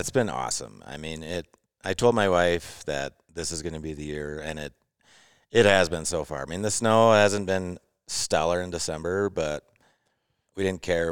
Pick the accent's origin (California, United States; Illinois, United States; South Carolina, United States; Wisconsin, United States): Wisconsin, United States; Eagle River; I'm from Eagle River, Wisconsin.